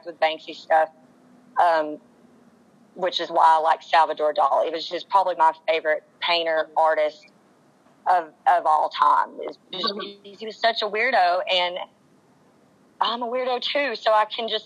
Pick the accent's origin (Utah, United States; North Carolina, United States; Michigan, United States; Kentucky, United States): North Carolina, United States; Asheville; I grew up in Asheville. So, if you don't know about Asheville, North Carolina, it's a very artsy town.